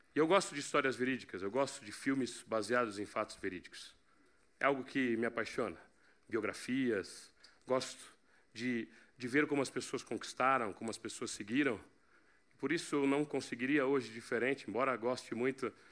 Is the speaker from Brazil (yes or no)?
no; Portugal; Mas como eu sou português